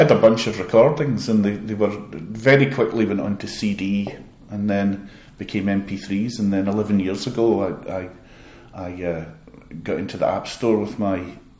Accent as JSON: {"language": "English", "town": "Glasgow", "region": "Scotland", "country": "United Kingdom", "said": "I love Glasgow. I'm from Glasgow."}